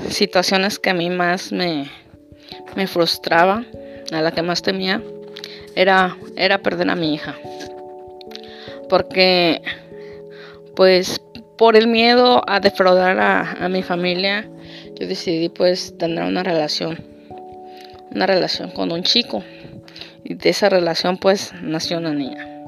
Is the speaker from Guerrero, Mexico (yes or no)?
yes; Guerrero, Mexico; now in Tijuana, Mexico; yo soy del estado de Guerrero y actualmente radico en la ciudad de Tijuana, de Baja California.